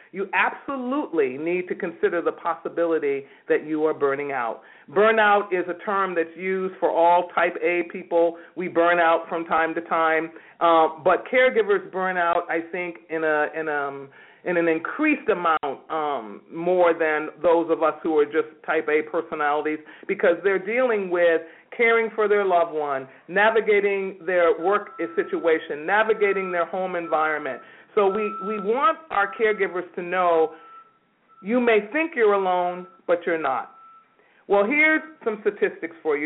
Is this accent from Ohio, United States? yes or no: no; New York, United States; now in California, United States; I'm a native New Yorker